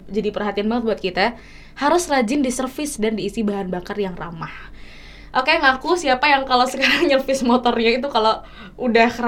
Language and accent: Indonesian; Surakarta, Central Java, Indonesia; karena aku juga dari Solo